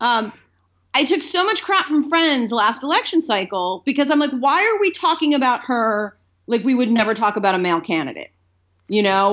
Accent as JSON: {"language": "English", "region": "Delaware", "country": "United States", "tie": "born or raised there", "also_born_or_lived": "Boston", "moved": "as an adult", "lives_now": "Los Angeles, United States", "said": "I grew up in Delaware"}